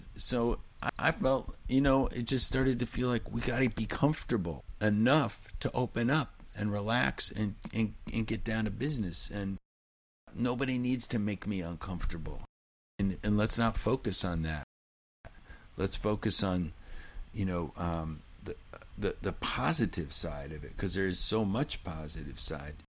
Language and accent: English; New Hampshire, United States; I'm from New Hampshire